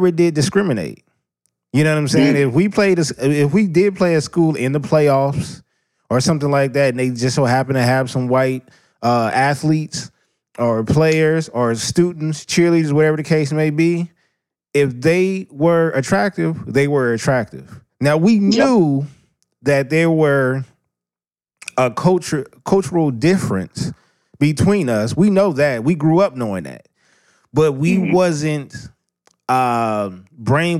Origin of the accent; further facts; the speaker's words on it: Los Angeles, California, United States; also born or lived in Inglewood, California; I am from Southern California, Los Angeles, California, South Central, Watch, whatever you want to call it, been all over the place. Born in Inglewood, raised on the East Side